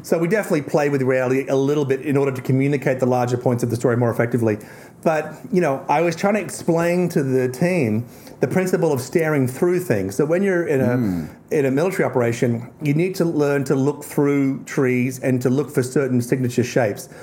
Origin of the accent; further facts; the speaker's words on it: Tasmania, Australia; I'm from Tasmania